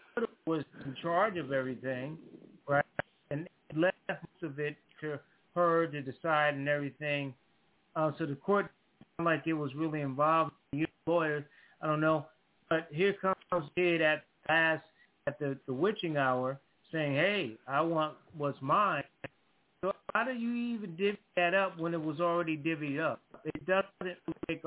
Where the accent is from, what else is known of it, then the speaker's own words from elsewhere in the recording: Connecticut, United States; now in North Carolina, United States; my hometown, Connecticut, I live in North Carolina now